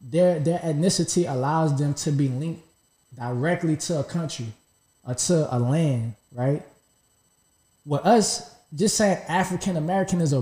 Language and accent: English; Jamaica; where I'm from, I'm Jamaican